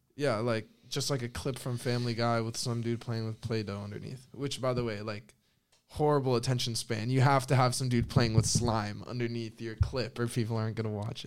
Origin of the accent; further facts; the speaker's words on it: northern Spain, Spain; moved away; I'm from the North